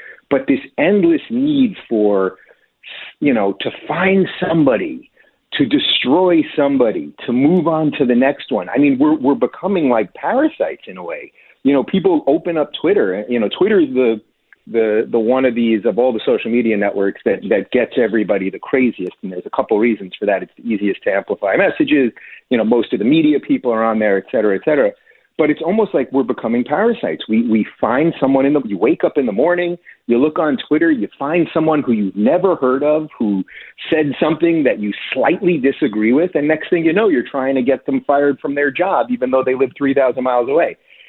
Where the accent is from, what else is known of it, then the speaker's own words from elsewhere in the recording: New York, United States; I like to reference Daniel Patrick Moynihan because I'm from New York and I remember how much I loved him.